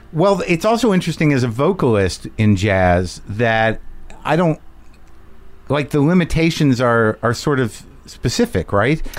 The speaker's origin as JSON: {"language": "English", "region": "New Mexico", "country": "United States", "tie": "born or raised there", "said": "I grew up in New Mexico"}